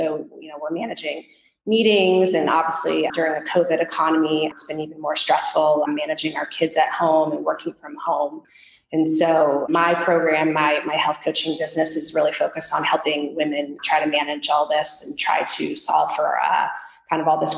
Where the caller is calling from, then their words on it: California, United States; I am speaking from the Bay Area, just right outside San Francisco in the heart of Silicon Valley.